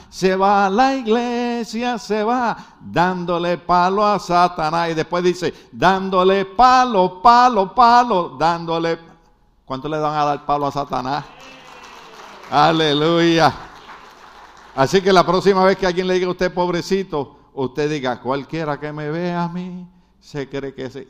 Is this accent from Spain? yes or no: no; Puerto Rico; now in United States; nosotros los puertorriqueños somos gente buena